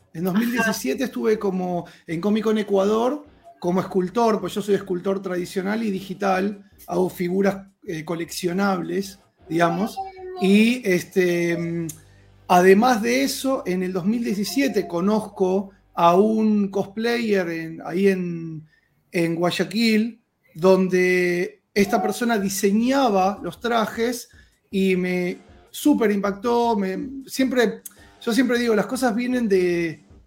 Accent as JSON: {"language": "Spanish", "country": "Argentina"}